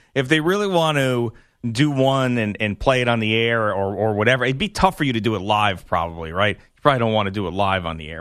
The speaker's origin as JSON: {"language": "English", "town": "Bellport", "region": "New York", "country": "United States", "said": "I'm really from Belport"}